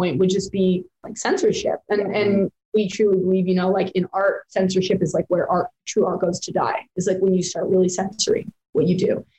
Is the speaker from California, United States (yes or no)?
no; Provo, Utah, United States; the county that we grew up in was very, very LDS